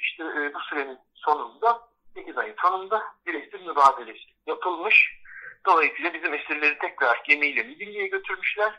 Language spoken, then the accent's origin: Turkish; Bozcaada, Çanakkale, Turkey; bizim aile eski adalıların yeni olanlarından bile sayılabilir. Çünkü bizim adaya gelişimiz 1700'lerin sonuyla 1800'lerin başı arasında gerçekleşiyor